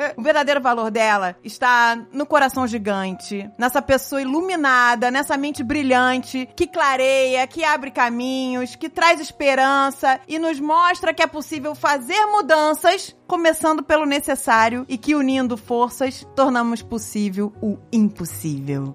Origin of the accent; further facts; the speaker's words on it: Rio de Janeiro, Brazil; Nós somos cariocas